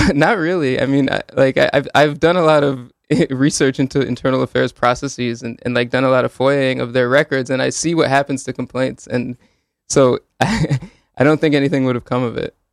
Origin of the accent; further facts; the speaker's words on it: Hamden, Connecticut, United States; also born or lived in Woodbridge, Connecticut / New Haven, Connecticut; I grew up in Hamden in Woodbridge